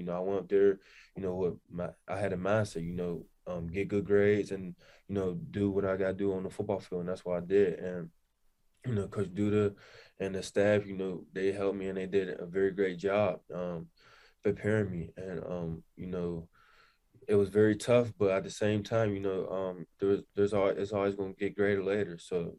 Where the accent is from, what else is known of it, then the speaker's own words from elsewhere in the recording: Pittsburgh, Pennsylvania, United States; I'm from Pittsburgh.